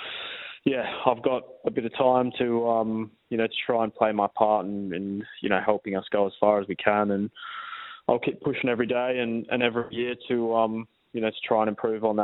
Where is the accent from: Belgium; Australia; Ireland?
Australia; Perth, Western Australia; playing for my hometown club